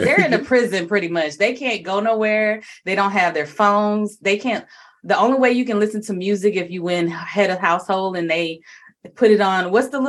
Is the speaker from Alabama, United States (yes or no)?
yes; Alabama, United States; I'm from Alabama.